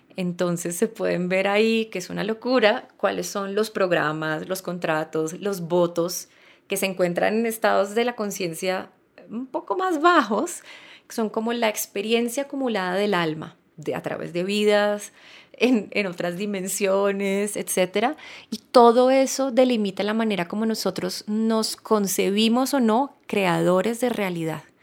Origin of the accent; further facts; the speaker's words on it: Colombia; nací en Colombia, soy mujer